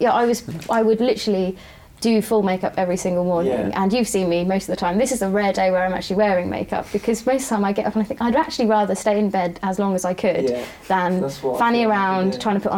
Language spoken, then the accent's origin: English; London, United Kingdom; now in Manningtree, United Kingdom; I was born in West Ham